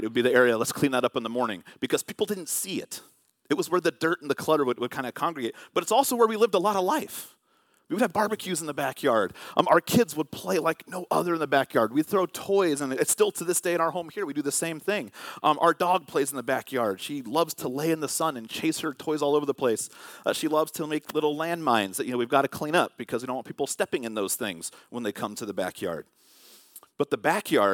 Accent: Vallejo, California, United States; when I was growing up in Vallejo in California, we had a fence

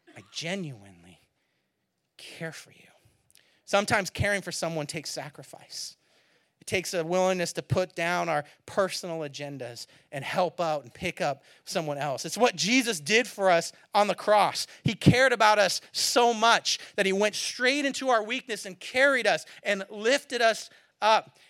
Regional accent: California, United States; moved away; I'm from California, so we have more droughts

